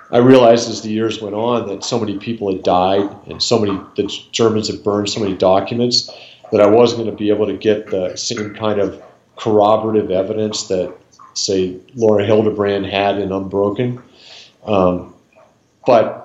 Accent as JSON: {"language": "English", "area": "outside of Boston", "region": "Massachusetts", "country": "United States", "tie": "born or raised there", "moved": "as an adult", "lives_now": "Montana, United States", "said": "I grew up outside of Boston"}